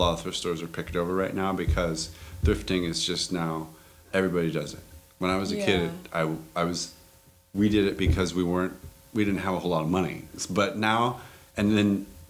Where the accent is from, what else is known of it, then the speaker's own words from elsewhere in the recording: Sacramento, California, United States; also born or lived in Bay Area; born and raised in Sacramento